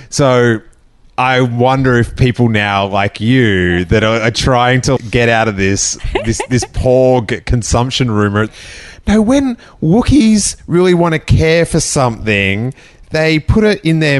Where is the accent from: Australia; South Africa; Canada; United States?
Australia; I'm from Australia.